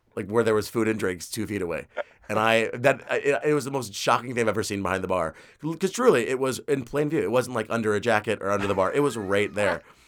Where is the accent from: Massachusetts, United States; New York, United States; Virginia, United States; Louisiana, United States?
New York, United States; New York City; I grew up in Queens. Like, I live in Queens